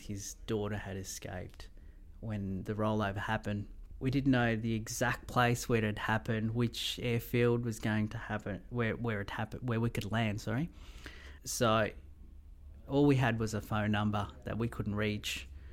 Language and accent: English; Melbourne, Victoria, Australia; moved away as an adult; also born or lived in Mauritius / Gove; now in Rockhampton, Australia; I grew up in Melbourne, love Melbourne